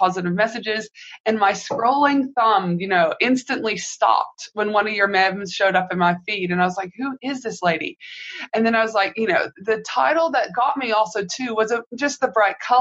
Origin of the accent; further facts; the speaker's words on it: Canada; now in Australia; I'm from Canada